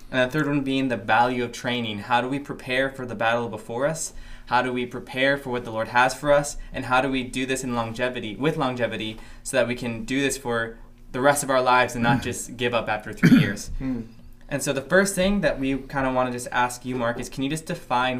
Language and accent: English; Philippines; We're a team from the Philippines that have been here for, I believe, around 6 months now?